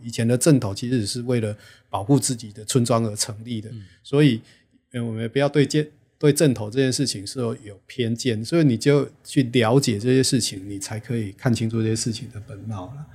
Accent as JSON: {"language": "Chinese", "area": "Liuying", "region": "Tainan", "country": "Taiwan", "tie": "born or raised there", "said": "我的故乡吼，就柳营"}